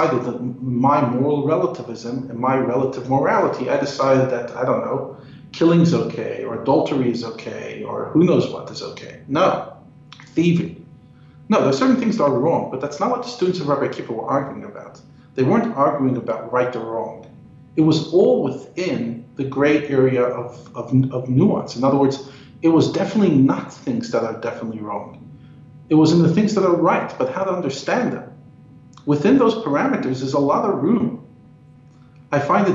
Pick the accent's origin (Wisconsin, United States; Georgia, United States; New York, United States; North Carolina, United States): New York, United States; moved away as an adult; now in South Africa; I come from New York, if you haven't picked up on my accent. And every year I go back for a few days